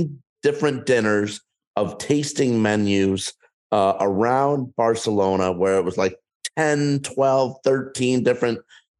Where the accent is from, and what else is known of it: United States